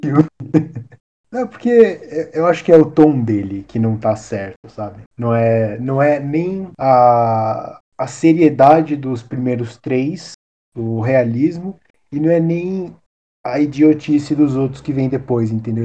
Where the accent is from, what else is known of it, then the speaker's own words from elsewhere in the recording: Brazil; a gente é brasileiro